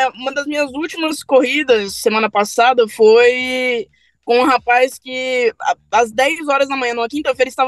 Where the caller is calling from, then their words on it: Brasília, Federal District, Brazil; Eu sou de Brasília.